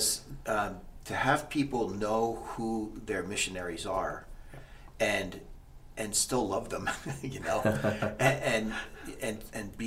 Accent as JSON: {"language": "English", "town": "Allentown", "region": "Pennsylvania", "country": "United States", "tie": "born or raised there", "moved": "yes", "said": "So, I grew up in Allentown, Pennsylvania. I was born and raised there."}